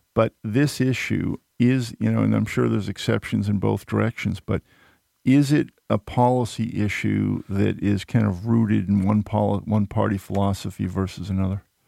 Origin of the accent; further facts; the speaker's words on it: outside of Boston, Massachusetts, United States; a young … growing up outside of Boston